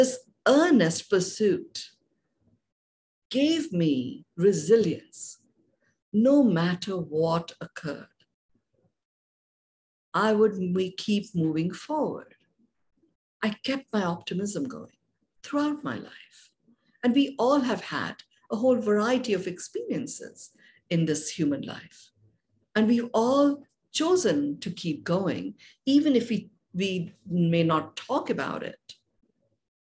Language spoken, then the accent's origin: English; India; I was born and brought up in India